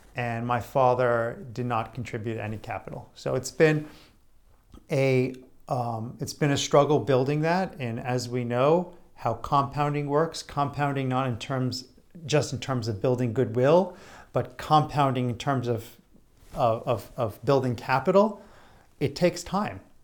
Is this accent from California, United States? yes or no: no; Greenwich, Connecticut, United States; local business people that I knew growing up in Greenwich, Connecticut